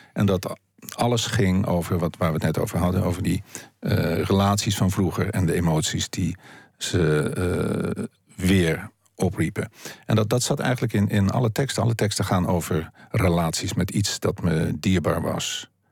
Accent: Haarlem, North Holland, Netherlands; also born or lived in Heemstede; zoals een oude buurt waar ik opgroeide en waar ik eh, in Haarlem, waar ik op mijn achtste wegging, omdat ik verhuisde naar Heemstede

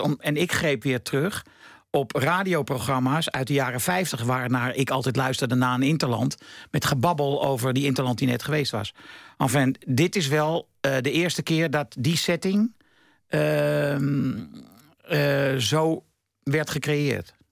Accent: Amsterdam, North Holland, Netherlands; ik kom uit Amsterdam-West. Dat is een soort lower class

